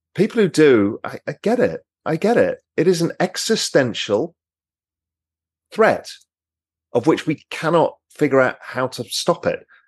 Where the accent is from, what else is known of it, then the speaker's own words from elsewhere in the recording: England, United Kingdom; I'm English